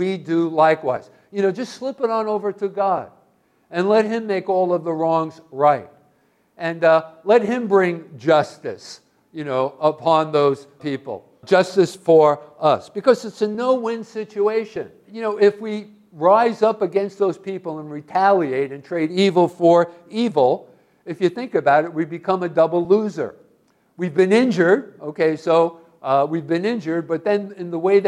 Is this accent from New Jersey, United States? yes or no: yes; Hoboken, New Jersey, United States; I was a kid growing up in Hoboken, New Jersey